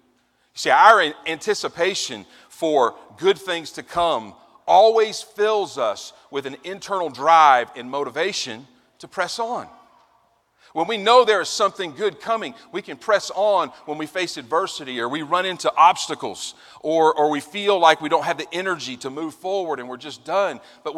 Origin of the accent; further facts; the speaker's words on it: Virginia, United States; As I said, I come from Virginia and I'm at Liberty University, the other Lynchburg that exists in this region, the one in Virginia.